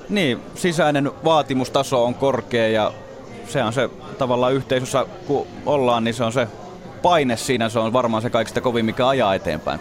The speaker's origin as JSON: {"language": "Finnish", "town": "Jyväskylä", "region": "Central Finland", "country": "Finland", "tie": "born or raised there", "said": "mä oon itse Jyväskylästä kotosi"}